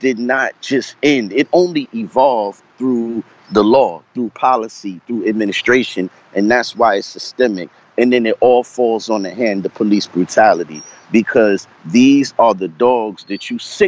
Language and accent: English; New York City, New York, United States; now in Virginia, United States; I grew up in Brooklyn, the early part of my life. I was born in Brooklyn Hospital.